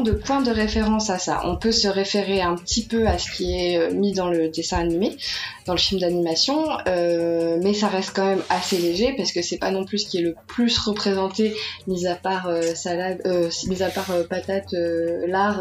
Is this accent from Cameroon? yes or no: no; France; je suis française, j'habite en France